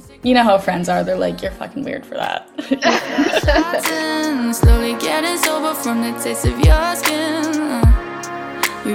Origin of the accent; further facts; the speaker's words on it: Victoria, British Columbia, Canada; I grew up on Vancouver Island in Victoria.